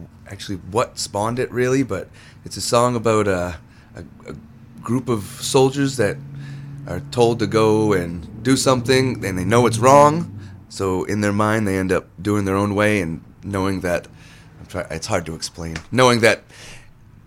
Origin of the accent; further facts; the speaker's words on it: Hebron, Maine, United States; also born or lived in Lewiston, Maine; I grew up in Hebron, went to Oxford Hills, so been around this area for a while.